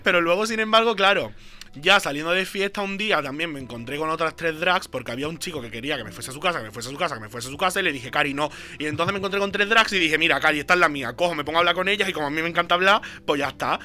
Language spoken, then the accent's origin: Spanish; Jerez de la Frontera, Andalusia, Spain; moved away as an adult; now in Barcelona, Spain; yo vengo de Jerez